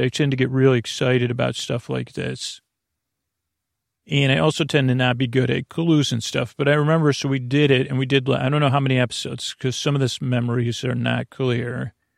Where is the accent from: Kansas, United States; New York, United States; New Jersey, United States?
New York, United States; Syracuse; I grew up in Syracuse